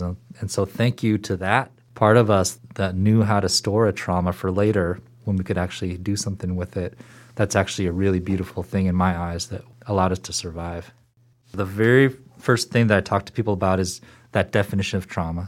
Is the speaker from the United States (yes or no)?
yes; Seattle, Washington, United States; moved away as an adult; also born or lived in Boston / Portland; I grew up in Seattle, in a suburb of Seattle